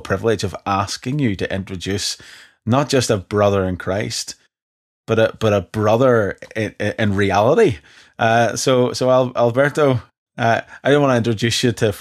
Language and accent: English; Ireland; as an Irishman